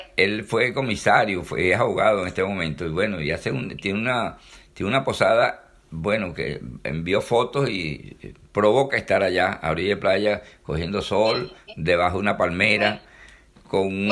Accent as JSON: {"language": "Spanish", "country": "Venezuela", "said": "como buen venezolano"}